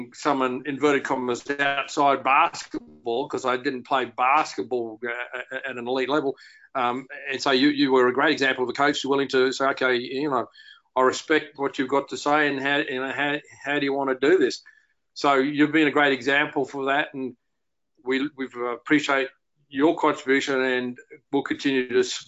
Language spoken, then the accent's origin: English; Australia; I've had the honour in Australia of being involved with so many of them, and as Australian sport is more appreciated around the world. We were once that little nation that no one really knew about